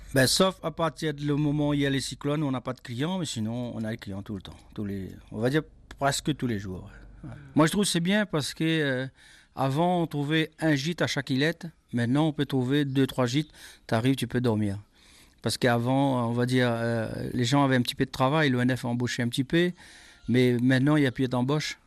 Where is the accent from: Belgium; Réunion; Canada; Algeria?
Réunion; Îlet à Malheur, Mafate; also born or lived in Grand Place, Mafate; J'ai grandi à Iletamalaire, je suis né dans Mafat, je suis un ma faté si tu veux